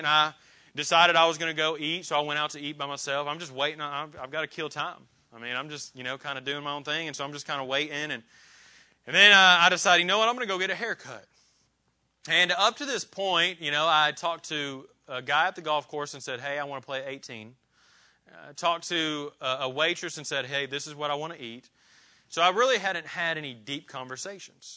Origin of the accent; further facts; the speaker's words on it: Indiana, United States; moved away as an adult; now in Clarksville, United States; I grew up in Indiana